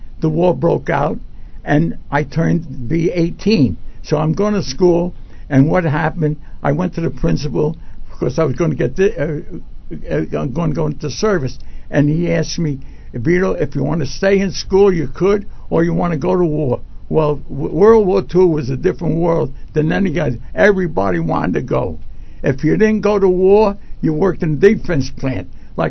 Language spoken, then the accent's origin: English; Carlstadt, New Jersey, United States; also born or lived in Washington Township, New Jersey; was born in July 19, 1925. Then I went to high school. I lived in Carlson. I was born in Carlson on a kitchen table.